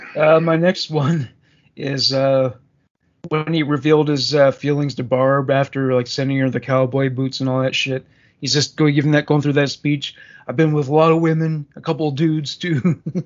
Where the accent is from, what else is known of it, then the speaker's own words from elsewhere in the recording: Canada; as a Canadian